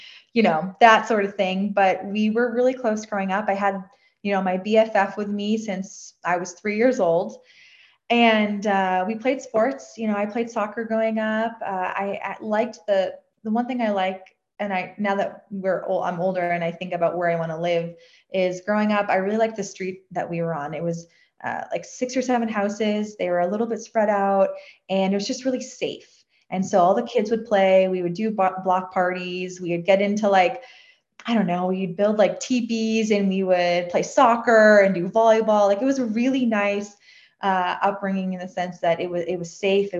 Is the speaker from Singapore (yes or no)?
no; a suburb outside of Boston, South Shore, Massachusetts, United States; I grew up in a suburb outside of Boston. We were on the South Shore